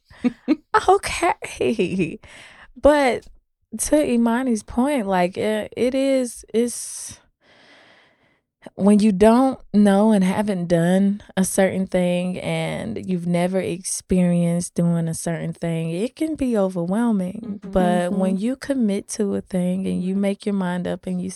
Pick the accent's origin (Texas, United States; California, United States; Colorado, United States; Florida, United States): Florida, United States; moved away as an adult; I'm from Florida. Mm-hmm. So I came up here from Florida